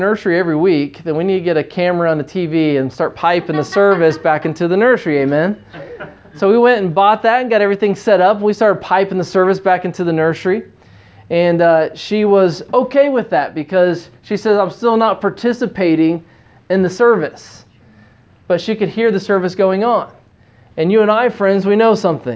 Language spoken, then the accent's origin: English; United States; moved away as an adult; now in China; as an American living in the city